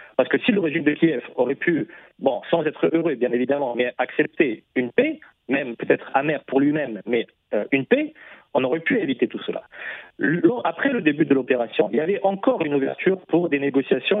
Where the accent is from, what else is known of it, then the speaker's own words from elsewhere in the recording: Russia; chez nous en Russie